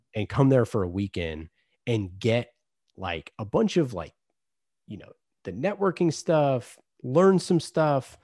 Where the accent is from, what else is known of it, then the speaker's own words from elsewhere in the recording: Oakland, California, United States; I grew up in Oakland